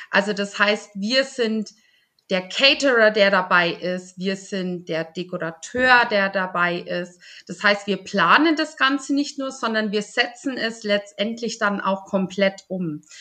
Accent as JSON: {"language": "German", "town": "Polenreuth", "region": "Bavaria", "country": "Germany", "said": "Ich komme aus Polenreuth und ähm, führe mit meiner Mama zusammen ein kleines Familienunternehmen."}